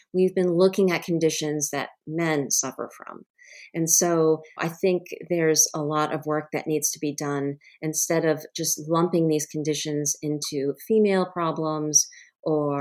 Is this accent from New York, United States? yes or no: no; Rhode Island, United States; I grew up in Rhode Island, actually, where my home state is now.